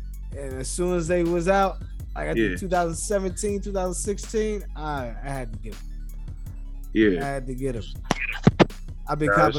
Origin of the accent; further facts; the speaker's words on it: New York, United States; moved away; also born or lived in Florida; Know I'm from New York.